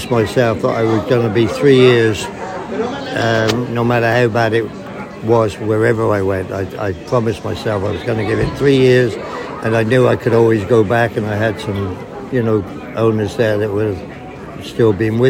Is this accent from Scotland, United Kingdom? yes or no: no; Cold Ash, South East England, United Kingdom; moved away as an adult; also born or lived in Kingsclere; now in Canada; Yes, I'm English. I came from just outside of Newbury, a little village called Cold Ash. And I rode ponies for a farmer in Kingsclear, just behind Park House, from when I was very young.